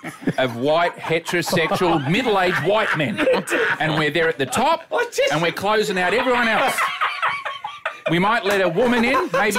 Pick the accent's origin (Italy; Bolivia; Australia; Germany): Australia; New South Wales; I grew up in New South Wales.